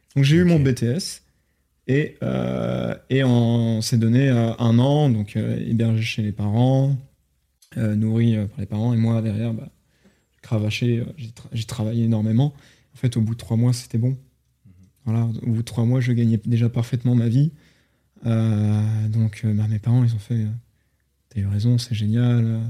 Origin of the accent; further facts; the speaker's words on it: Rennes, Brittany, France; je suis de Rennes en Ille-et-Vilaine, hmm. en Bretagne